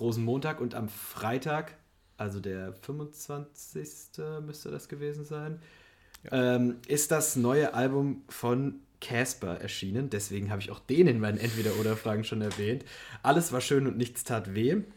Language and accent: German; Germany; moved away; aus meiner Heimat komme und in der Nähe gab es einfach kein Kino bis, also die nächst, das nächste Kino war in Frankfurt, was halt irgendwie 50 Kilometer oder so weg ist